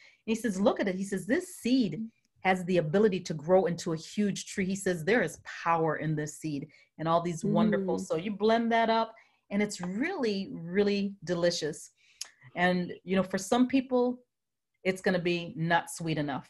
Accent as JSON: {"language": "English", "country": "U.S. Virgin Islands", "said": "I'm from St. Croix, Virgin Islands."}